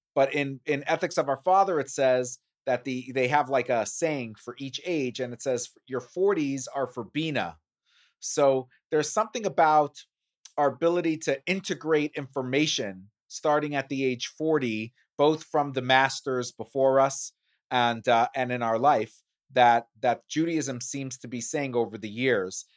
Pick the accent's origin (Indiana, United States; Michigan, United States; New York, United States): New York, United States; New York City; growing up in Brooklyn